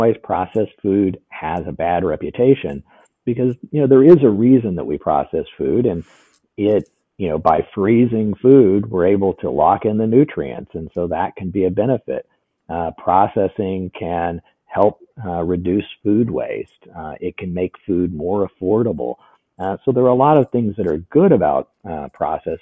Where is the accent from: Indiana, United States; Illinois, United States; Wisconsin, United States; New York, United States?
Indiana, United States; southern; I grew up in southern Indiana